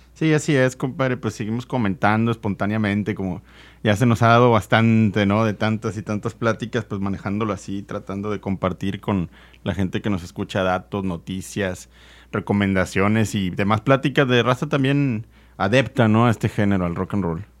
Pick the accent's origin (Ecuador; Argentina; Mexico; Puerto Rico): Mexico; Nuevo León; nosotros crecimos aquí escuchando música en la localidad, aquí en, Nuevo León